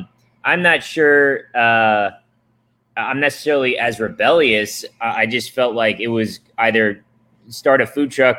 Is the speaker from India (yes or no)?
no; Japan; Not to mention growing up in Japan, where the Japanese culture is insanely disciplined.